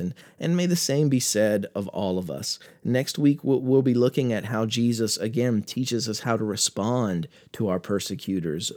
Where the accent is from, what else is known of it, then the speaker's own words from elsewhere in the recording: United States; as an American